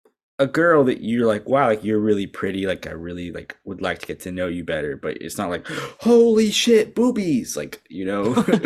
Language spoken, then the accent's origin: English; Texas, United States; I grew up in Texas